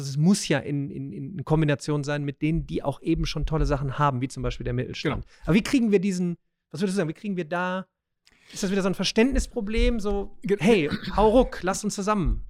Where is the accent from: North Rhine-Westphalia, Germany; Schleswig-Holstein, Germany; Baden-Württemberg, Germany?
North Rhine-Westphalia, Germany; Remscheid; ich komme ja aus Remscheid, ja, der, der Weltstadt